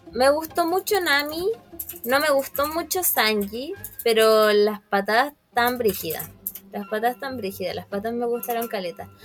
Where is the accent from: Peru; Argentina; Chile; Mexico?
Chile; Recoleta, Santiago Metropolitan Region; como soy de Recoleta, siempre también vamos al estadio de Recoleta